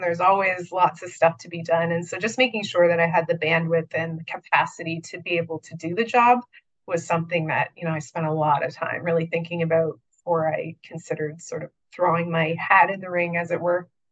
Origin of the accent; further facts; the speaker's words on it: Niagara region, Ontario, Canada; I'm actually from the Niagara region